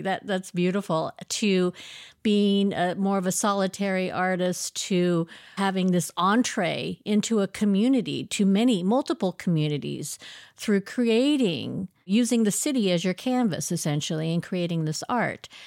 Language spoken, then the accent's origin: English; Oregon, United States; I grew up in Oregon from the age of ten.